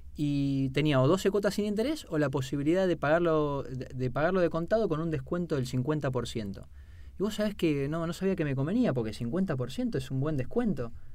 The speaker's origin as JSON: {"language": "Spanish", "country": "Argentina"}